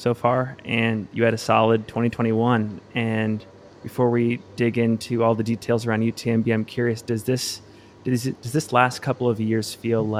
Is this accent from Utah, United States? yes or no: yes; Salt Lake City, Utah, United States; based here in my hometown of Salt Lake City, Utah